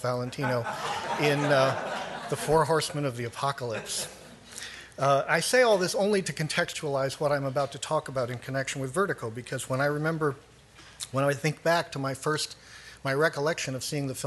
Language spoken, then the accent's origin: English; Los Angeles, California, United States; I grew up in Hollywood